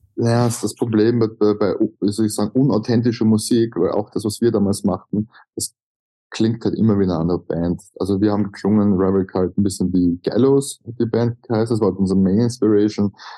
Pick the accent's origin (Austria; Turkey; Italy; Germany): Austria; accent: Austrian German; Als Österreicher